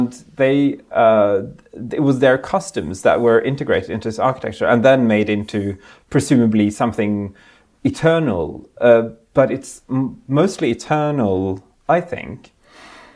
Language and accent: English; Norway; I grew up in Norway, in Europe